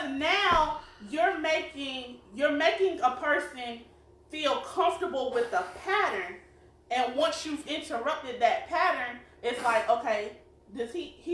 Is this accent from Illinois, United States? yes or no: no; South Carolina, United States; we are from South Carolina. You probably tell by our accents